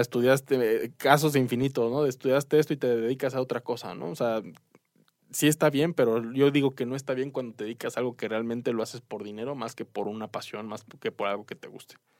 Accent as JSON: {"language": "Spanish", "country": "Mexico", "said": "como mexicanos, como latinoamericanos"}